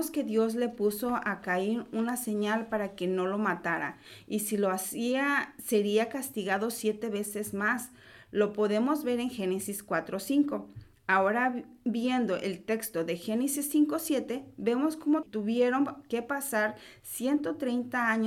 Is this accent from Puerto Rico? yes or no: no; Mexico; nosotros lo vemos porque, bueno, nosotros somos de México